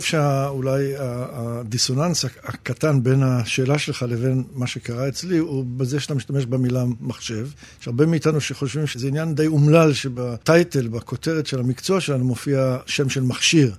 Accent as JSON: {"language": "Hebrew", "country": "Israel", "tie": "born or raised there", "also_born_or_lived": "England", "said": "עלינו ארצה מאנגליה כשהייתי בן שבע"}